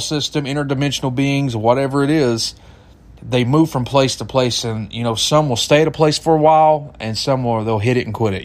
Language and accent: English; Eastern Kentucky, United States; I'm a hillbilly from Eastern Kentucky.